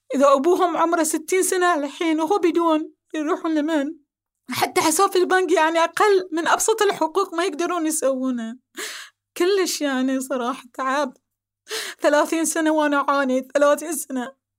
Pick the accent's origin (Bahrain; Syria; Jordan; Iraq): Bahrain; أنا أم بحرينية